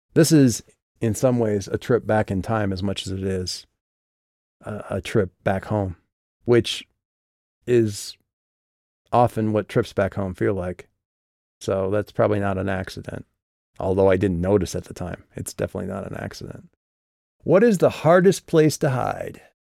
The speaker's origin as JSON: {"language": "English", "region": "Midwest", "country": "United States", "tie": "born or raised there", "moved": "yes", "said": "back in my hometown"}